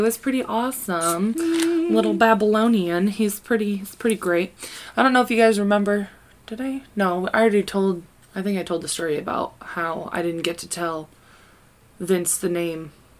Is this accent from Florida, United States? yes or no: no; Kansas, United States; We are from Kansas.